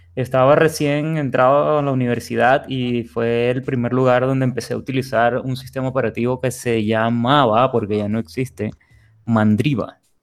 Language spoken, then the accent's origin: Spanish; Venezuela; now in Monterrey, Mexico; Yo soy de Venezuela, pero tengo ya unos años viviendo acá en Monterrey